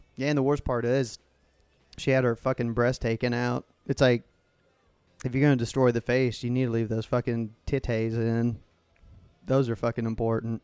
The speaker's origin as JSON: {"language": "English", "country": "United States", "said": "being American"}